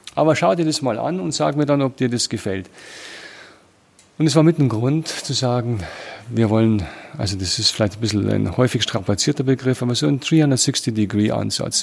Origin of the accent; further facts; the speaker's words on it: Germany; moved away as an adult; now in South Africa; meine Erfahrung als Deutscher